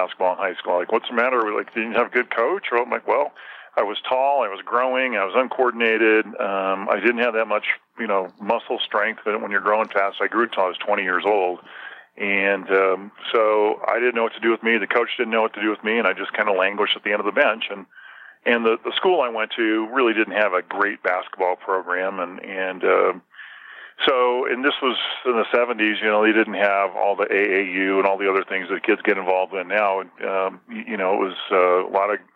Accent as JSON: {"language": "English", "region": "Southern California", "country": "United States", "tie": "born or raised there", "moved": "yes", "lives_now": "Park City, United States", "said": "I grew up in Southern California"}